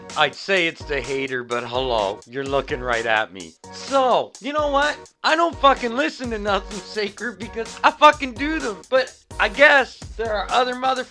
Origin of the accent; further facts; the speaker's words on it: Canada; we're Canadian here at this podcast